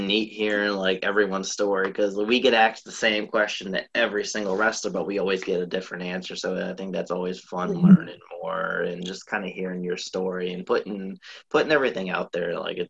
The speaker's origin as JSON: {"language": "English", "town": "New Orleans", "region": "Louisiana", "country": "United States", "said": "oh, well, she's from New Orleans, I'm from New Orleans, I can, you know, I can make it big too"}